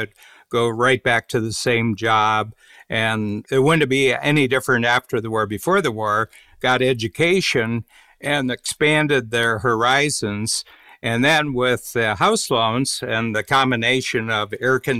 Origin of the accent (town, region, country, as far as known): Ohio, United States; born or raised there; moved away as an adult; also born or lived in Washington, D.C.